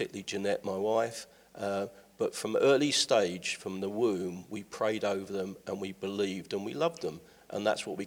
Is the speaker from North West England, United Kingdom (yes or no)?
no; London, United Kingdom; also born or lived in Milton Keynes; now in Ilkeston, United Kingdom; originally from London, came up through Milton Keynes through to Ilkeston